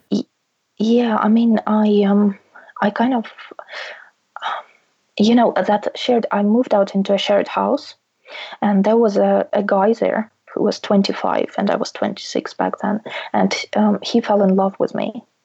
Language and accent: English; Russia; now in United Kingdom; I can always go back to my home country